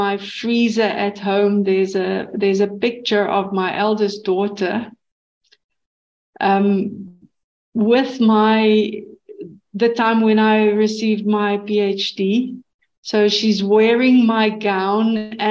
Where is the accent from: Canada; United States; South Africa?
South Africa; I'm born in South Africa. I'm a South African